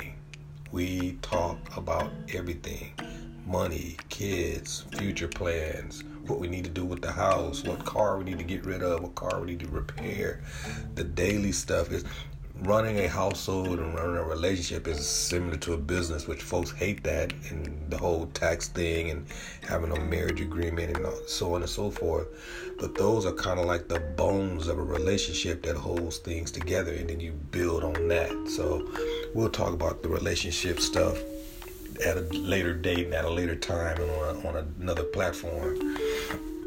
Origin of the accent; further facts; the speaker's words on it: San Diego, California, United States; I'm from San Diego, California